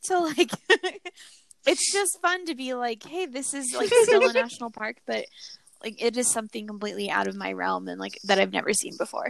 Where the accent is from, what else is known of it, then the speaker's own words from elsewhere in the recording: Colorado, United States; growing up in Colorado and near like Rocky Mountain and all of this